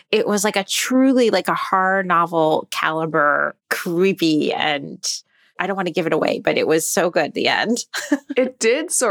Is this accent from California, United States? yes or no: no; New York City, New York, United States; being a New Yorker, even though I don't live in Brooklyn